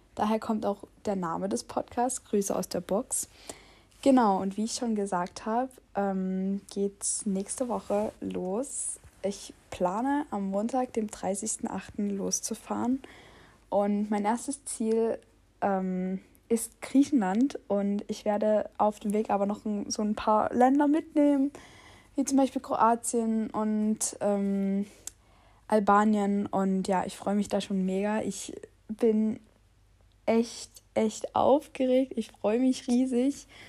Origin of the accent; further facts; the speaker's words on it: Saxony, Germany; Ich bin 19 Jahre alt und ich komme aus Sachsen